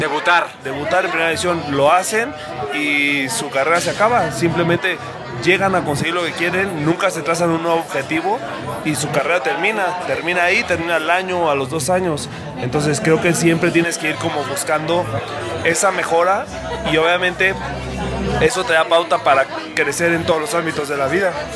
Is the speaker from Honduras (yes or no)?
no; Morelia, Michoacán, Mexico; yo soy de Morelia, nacido en Morelia